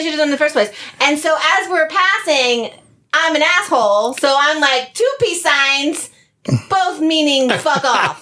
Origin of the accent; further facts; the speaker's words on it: New Jersey, United States; I'm from Jersey